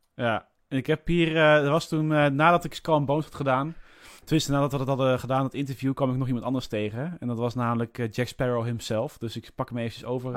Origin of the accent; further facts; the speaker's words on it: Netherlands; als echte Nederlanders